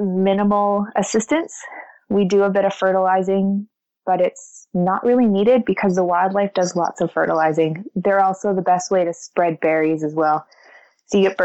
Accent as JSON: {"language": "English", "town": "Oxford", "region": "Nova Scotia", "country": "Canada", "tie": "born or raised there", "also_born_or_lived": "Annapolis Valley, Nova Scotia", "said": "I grew up a blueberry farmer and kind of got lucky enough that both of my parents had land. And I've spent every summer in the fields working with them in Oxford, Nova Scotia"}